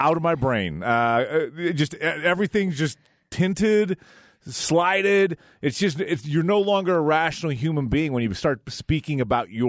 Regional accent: Cache Valley, Utah, United States; I grew up in Cache Valley

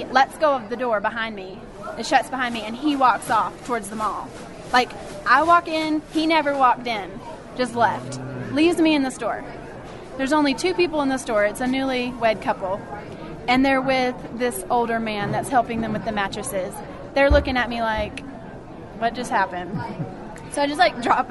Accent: the South, United States; I'm from the South.

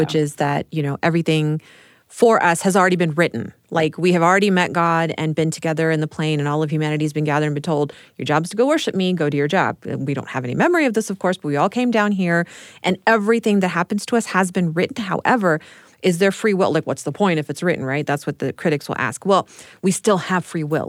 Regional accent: Texas, United States; growing up in Texas

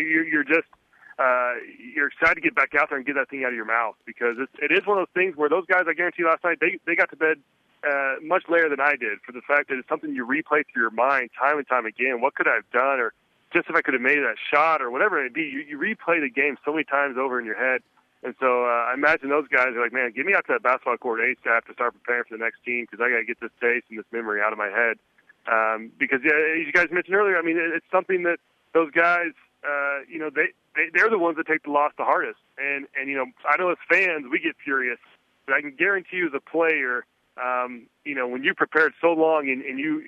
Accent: Texas, United States; my home state of Texas

